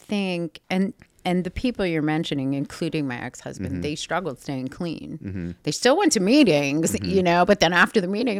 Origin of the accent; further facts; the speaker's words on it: Schenectady, New York, United States; Like Schenectady, which is outside of Albany.